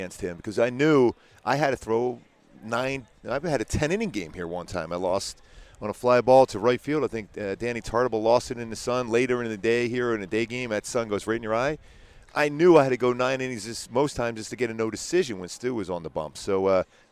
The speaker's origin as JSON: {"language": "English", "town": "Philadelphia", "region": "Pennsylvania", "country": "United States", "tie": "born or raised there", "said": "where I grew up in Philly"}